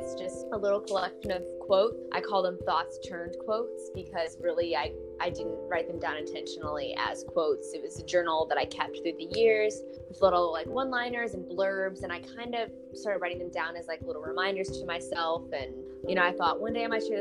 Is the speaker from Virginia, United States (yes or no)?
yes; Virginia Beach, Virginia, United States; I lived in Virginia all of my life, pretty much same childhood home growing up, Virginia Beach